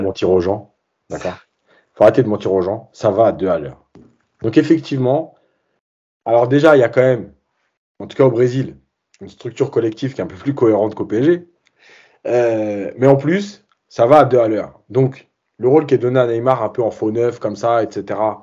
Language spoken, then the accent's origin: French; Algeria; en tant qu'Algérien